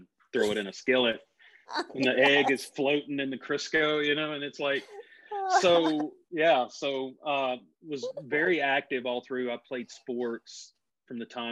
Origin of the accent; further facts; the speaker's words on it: Mississippi, United States; now in North Carolina, United States; I grew up in Mississippi and came from a family of very blue collar